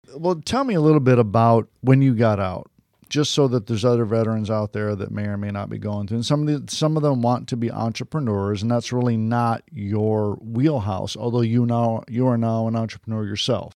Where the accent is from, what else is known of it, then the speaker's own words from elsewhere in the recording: Detroit, Michigan, United States; now in Florida, United States; I'm originally from Detroit